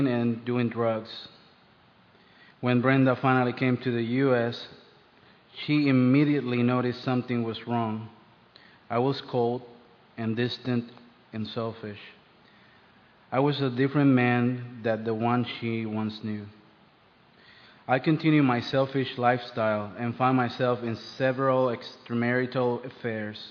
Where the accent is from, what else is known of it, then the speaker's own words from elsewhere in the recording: Puerto Rico; moved away as an adult; now in United States; I grew up in Puerto Rico.